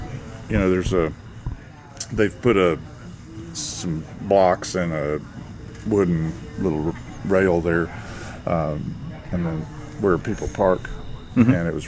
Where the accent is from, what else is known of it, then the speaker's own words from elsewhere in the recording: East Tennessee, United States; moved away; I'm originally from East Tennessee, and so I'm used to really vivid greenery